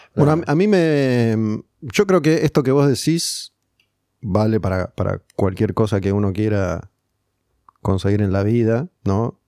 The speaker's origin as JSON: {"language": "Spanish", "country": "Argentina", "said": "Somos argentinos"}